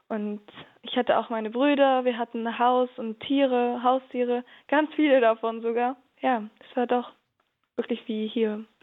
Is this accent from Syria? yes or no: yes; Syria; now in Germany; Aber natürlich bleibt Syrien mein Heimatland und das Land, wo ich geboren wurde und meine Kindheit erlebt habe.